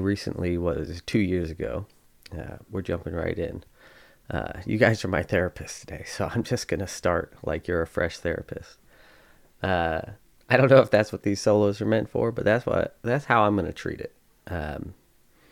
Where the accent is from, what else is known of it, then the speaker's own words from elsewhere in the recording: Spencer, New York, United States; I grew up in Spencer, New York, which is a tiny little farm town